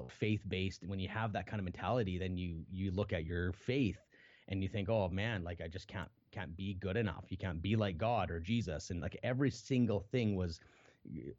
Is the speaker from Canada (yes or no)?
yes; Canada; I was born in Canada